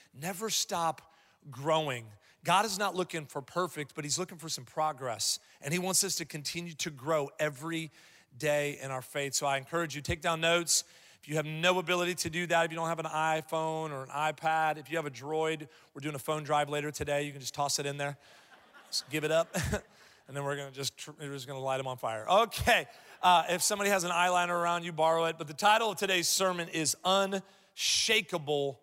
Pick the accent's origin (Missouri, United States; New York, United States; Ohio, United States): Ohio, United States; Columbus; moved away; I'm from Columbus, Ohio originally